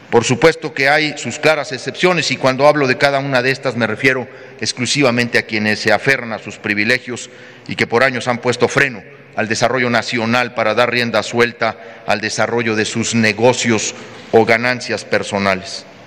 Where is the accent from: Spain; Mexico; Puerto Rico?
Mexico; como ciudadano seguiré muy pendiente de lo que ocurre en mi estado y en mi país